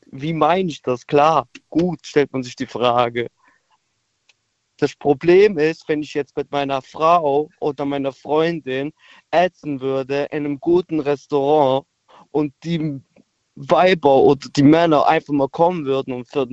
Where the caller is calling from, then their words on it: Trier, Rhineland-Palatinate, Germany; Ich bin aus Trier, hi.